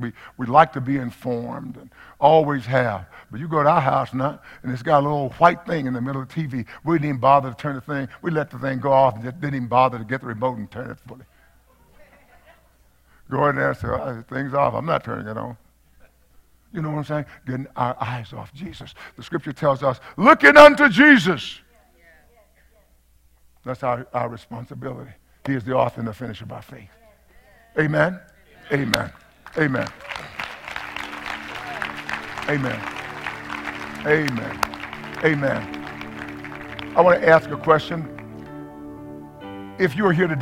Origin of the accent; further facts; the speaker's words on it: East Texas, United States; I'm from East Texas